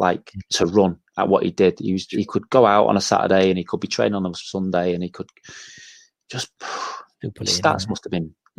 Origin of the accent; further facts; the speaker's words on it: Manchester, North West England, United Kingdom; And I was a young lad, and I was from Manchester.